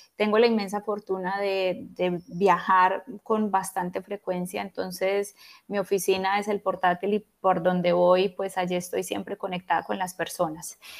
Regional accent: Pereira, Risaralda, Colombia; also born or lived in Bogotá, Colombia / Spain; now in Turin, Italy; soy colombiana, en este momento estoy residiendo en Italia, vivo en el norte de Italia, en Turín, aquí límite con, bueno, es la parte más norte de Italia. estudié, estudié en España. Y antes de eso, bueno, yo nací en Pereira, en el hermoso eje cafetero colombiano, pero hace muchos años me fui de allí porque vivía en Bogotá.

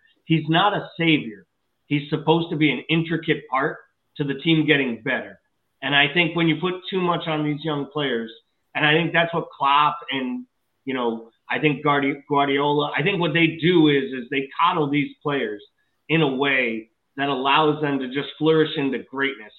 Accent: United States; as an American sports fan

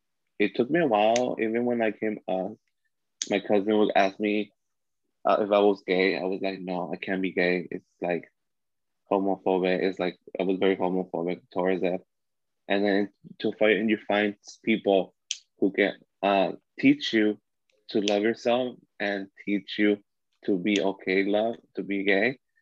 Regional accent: Long Beach, California, United States; I grew up in Long Beach, California, and like it was like the seat of the gays

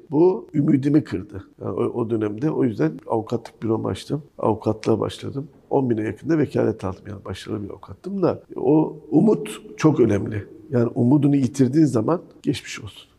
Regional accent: Refahiye, Erzincan, Turkey; born or raised there; now in Istanbul, Turkey

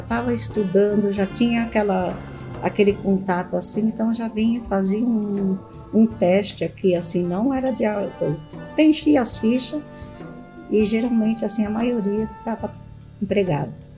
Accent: Adamantina, São Paulo, Brazil; moved away; also born or lived in Dracena / Panorama / Guarulhos; Eu nasci em Adamantina, né, estado de São Paulo, Morei em Dracena e Panorama foi a última cidade que nós moramos e viemos para Guarulhos.

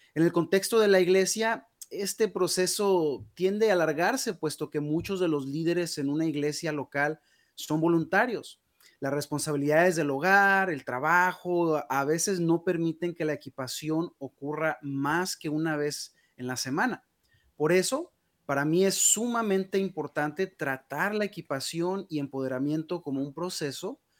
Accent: Guadalajara, Jalisco, Mexico; now in United States; yo nací en Guadalajara, Jalisco, México. Ya tengo ya 21 años viviendo en los Estados Unidos.

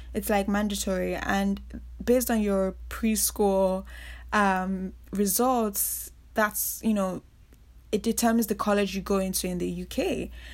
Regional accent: Nigeria; moved away as an adult; also born or lived in Reading, England; I grew up in Nigeria, and that is where I spent most of, you know, my childhood, teenage years growing up

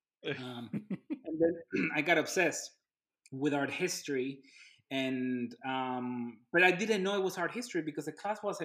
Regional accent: Ciudad Juárez, Chihuahua, Mexico; moved away; I'm from Juarez

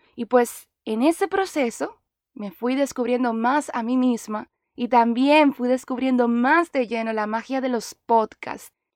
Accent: Dominican Republic; moved away as an adult; now in Miami, United States; soy actriz dominicana

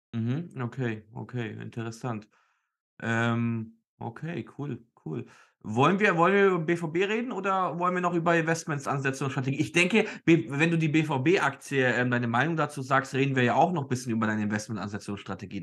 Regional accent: Nuremberg, Bavaria, Germany; ich bin leider in Nürnberg aufgewachsen und deswegen Nürnberg-Fan

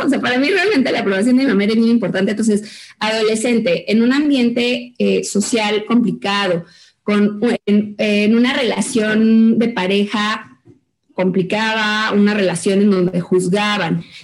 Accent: Mexico; como mexicanos

